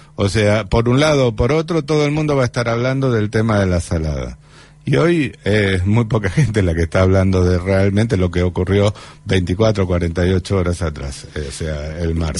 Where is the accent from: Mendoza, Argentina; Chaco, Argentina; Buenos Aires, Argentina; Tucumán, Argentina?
Buenos Aires, Argentina; los que somos vecinos de Boca y Barracas